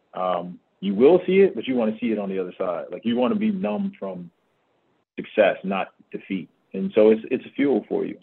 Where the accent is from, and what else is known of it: Miami, Florida, United States; born or raised there; moved away as an adult; now in Phoenix, United States